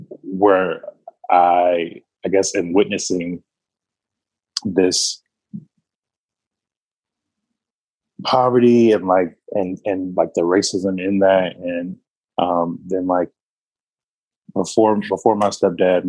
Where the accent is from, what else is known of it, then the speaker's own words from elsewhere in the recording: Wilmington, North Carolina, United States; I come from a small city in North Carolina called Wilmington, North Carolina. And I grew up there on the north side of that city